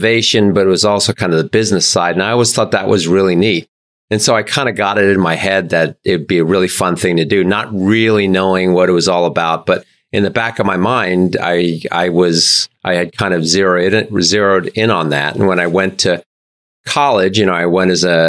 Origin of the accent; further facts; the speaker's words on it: New York, United States; I grew up in New York, and my parents were both engineers